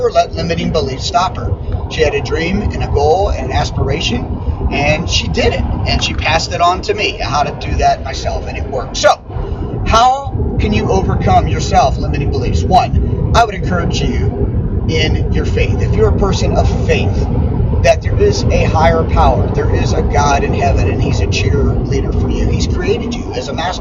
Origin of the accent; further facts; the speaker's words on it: West Mifflin, Pennsylvania, United States; West Mifflin, which is my hometown outside of Pittsburgh